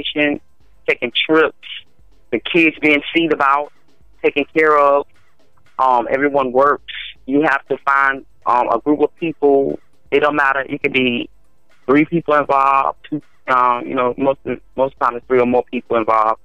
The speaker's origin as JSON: {"language": "English", "region": "North Carolina", "country": "United States", "tie": "born or raised there", "also_born_or_lived": "New York", "said": "I was born in New York, raised in North Carolina"}